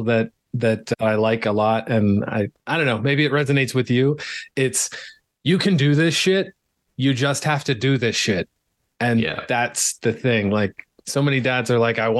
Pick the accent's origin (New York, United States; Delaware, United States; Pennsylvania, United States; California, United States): Pennsylvania, United States; moved away as an adult; also born or lived in Arizona; I grew up in Pennsylvania, lived there for a lot of years.